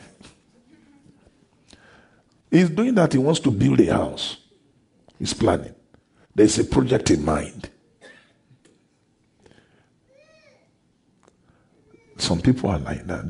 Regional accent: Ondo, Nigeria; I'm from Ondo State in a town called O.

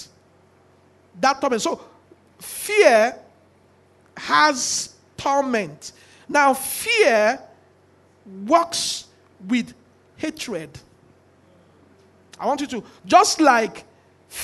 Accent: Nigeria; we are all from Nigeria

